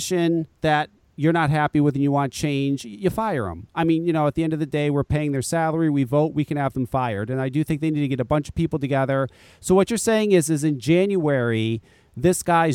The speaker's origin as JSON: {"language": "English", "town": "Burlington", "region": "Connecticut", "country": "United States", "tie": "born or raised there", "said": "I was raised in Burlington"}